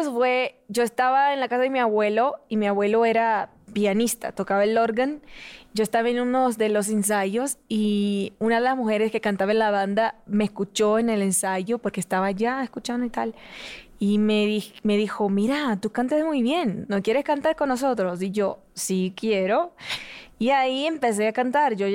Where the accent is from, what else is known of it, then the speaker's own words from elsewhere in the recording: Rio de Janeiro, Brazil; Spanish is a second language; Depende. Si es rico, es un Río de Janeiro. Si es pobre, es otro. Ah, yo nací, yo tuve una infancia muy humilde y Río de Janeiro fue, es un lugar alegre